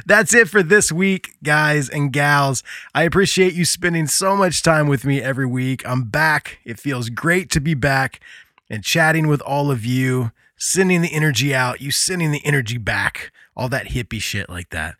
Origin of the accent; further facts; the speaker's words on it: United States; accent: American; my stupid American accent